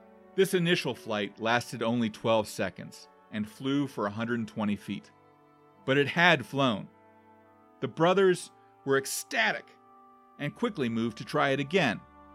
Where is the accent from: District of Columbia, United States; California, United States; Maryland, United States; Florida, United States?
District of Columbia, United States; Washington; my hometown of Washington, D.C.